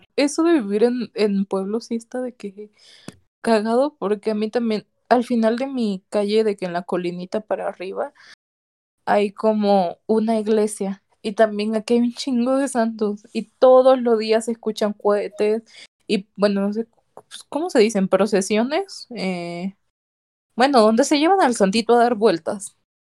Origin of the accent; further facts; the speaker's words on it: El Salvador; yo soy salvadoreña